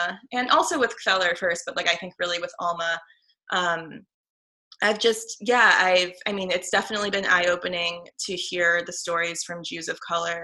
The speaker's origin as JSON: {"language": "English", "town": "Chicago", "region": "Illinois", "country": "United States", "tie": "born or raised there", "said": "I grew up in the Northwest suburbs of Chicago, in an area called the North Shore"}